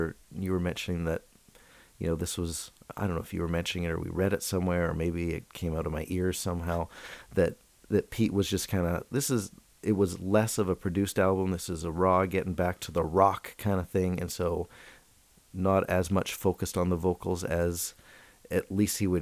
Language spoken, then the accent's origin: English; Canada; I'm Canadian.